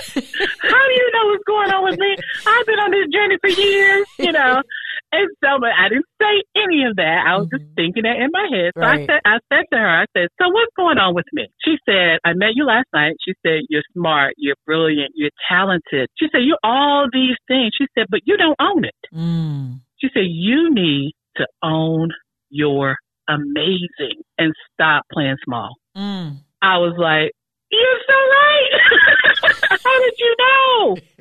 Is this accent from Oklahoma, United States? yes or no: no; North Carolina, United States; also born or lived in Washington, D.C.; I was born in Washington, D.C., but I was raised in the South, in North Carolina, a small town